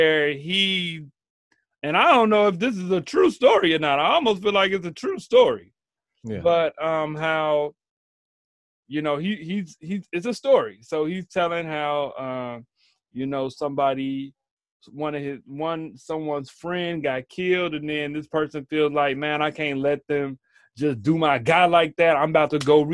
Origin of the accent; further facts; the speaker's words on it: Chicago, Illinois, United States; I'm from Chicago.